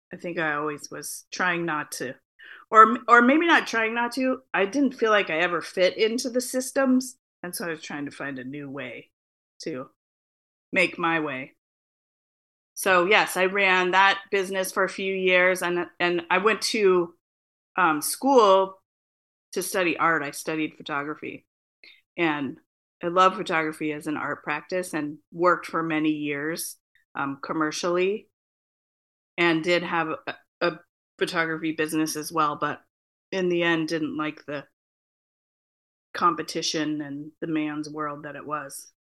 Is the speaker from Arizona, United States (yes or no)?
yes; Phoenix, Arizona, United States; now in Portland, United States; I am a Chicana living in Portland, Oregon, uh, born and raised in Phoenix, Arizona.